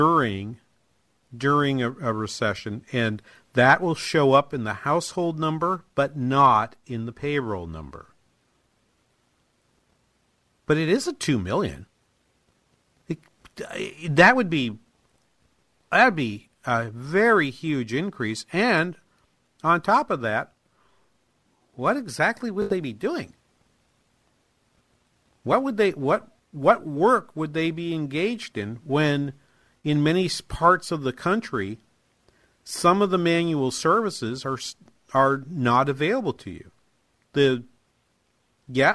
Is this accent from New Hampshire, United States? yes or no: yes; New Hampshire, United States; moved away; I'm originally from New Hampshire